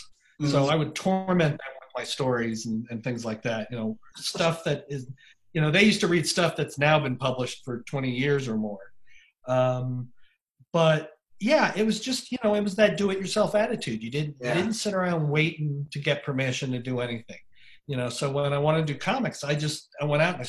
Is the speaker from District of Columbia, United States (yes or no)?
yes; Washington, District of Columbia, United States; also born or lived in New Jersey; I come from New Jersey. That's where I was born, but I grew up in Washington, D.C. mostly.